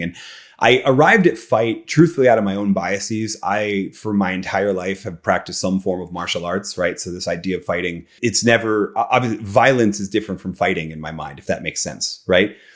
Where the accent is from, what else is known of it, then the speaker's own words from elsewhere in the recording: Philadelphia, Pennsylvania, United States; I'm from Philadelphia